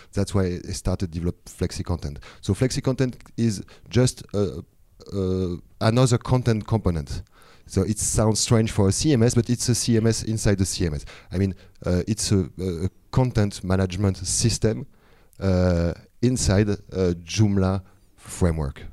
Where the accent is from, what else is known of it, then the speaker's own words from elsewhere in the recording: France; now in Thailand; I'm coming from France originally, but now I'm living in Thailand